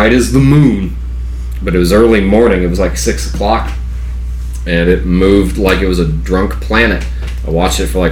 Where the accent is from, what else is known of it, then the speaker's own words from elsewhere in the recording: West Virginia, United States; accent: drawl; also born or lived in South Georgia; now in Georgia, United States; where I grew up in West Virginia